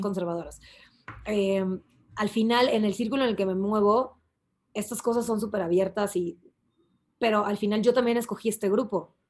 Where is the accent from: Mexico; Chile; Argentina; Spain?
Mexico; aquí como mexicanos